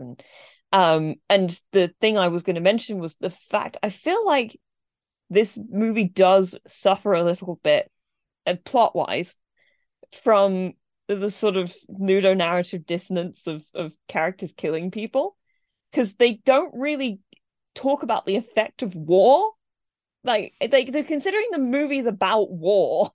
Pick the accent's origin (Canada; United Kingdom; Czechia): United Kingdom; England; I was, you know, raised in England